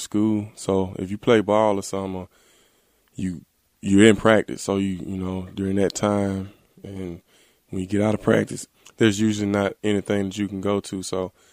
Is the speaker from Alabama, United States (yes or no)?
yes; Selma, Alabama, United States; my hometown in Selma, Alabama